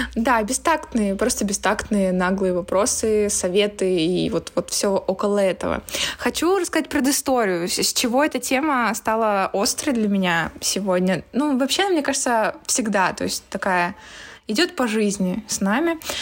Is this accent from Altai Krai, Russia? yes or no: yes; Barnaul, Altai Krai, Russia; так как я родом из Барнаула, я частенько ездила в Горный Алтай